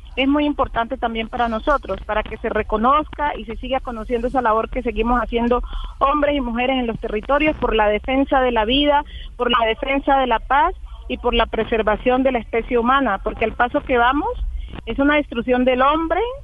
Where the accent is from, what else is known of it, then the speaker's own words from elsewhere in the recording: Colombia; also born or lived in northern Cauca; seamos todos lo que somos los colombianos